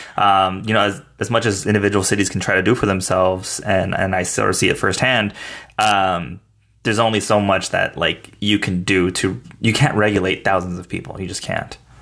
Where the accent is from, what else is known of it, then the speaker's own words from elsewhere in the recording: El Paso, Texas, United States; also born or lived in San Marcos, Texas; my hometown of El Paso, Texas